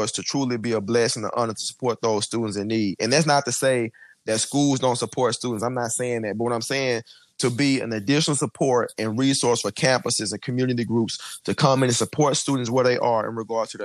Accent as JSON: {"language": "English", "town": "Houston", "region": "Texas", "country": "United States", "tie": "born or raised there", "said": "I actually grew up in Houston in the inner city. I grew up in Third Ward."}